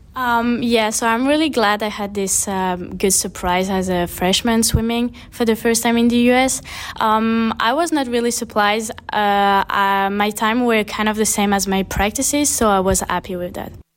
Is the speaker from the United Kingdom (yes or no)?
no; Réunion; moved away as an adult; now in West Palm Beach, United States; I'm from the French island called Wayne Island in the middle of the Indian Ocean, so basically between Madagascar and Mauritius